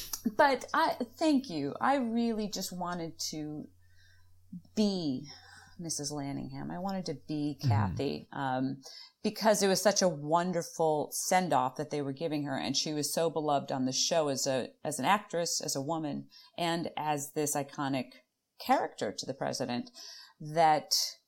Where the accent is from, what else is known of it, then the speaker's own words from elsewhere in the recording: Chicago, Illinois, United States; accent: Chicago flat A; I think it's being from Chicago. We're both from Chicago, and anyone who's from Chicago, we're able to do this flat A.